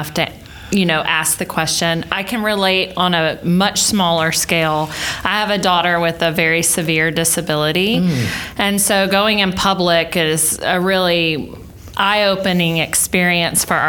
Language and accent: English; South Texas, United States; I grew up in South Texas